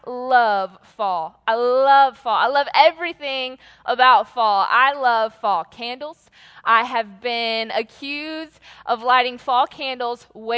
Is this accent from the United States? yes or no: yes; Atlanta, Georgia, United States; I am from Atlanta